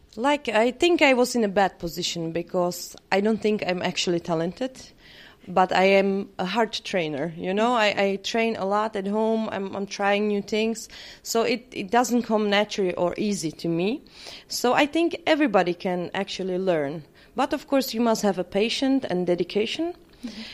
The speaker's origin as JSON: {"language": "English", "country": "Czechia", "second_language": "English", "said": "I come from Czech Republic."}